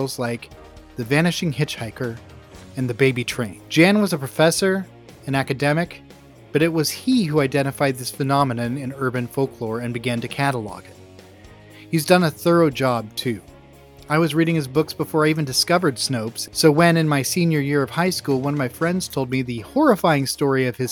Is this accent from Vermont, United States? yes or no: no; Grants Pass, Oregon, United States; since starting in my hometown of Grants Pass, Oregon in the 90s